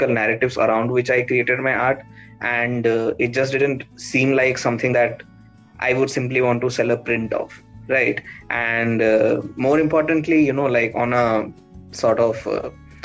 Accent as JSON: {"language": "English", "area": "Bhubaneswar, Chilika Lake", "region": "Odisha", "country": "India", "tie": "born or raised there", "said": "So, I come from Bhubaneswar. My entire childhood was spent in and around the Chilika Lake."}